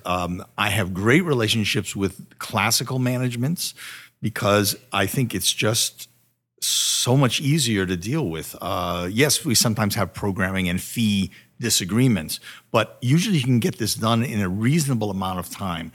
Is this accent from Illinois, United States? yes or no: no; Connecticut, United States; moved away; back in Connecticut where I'm from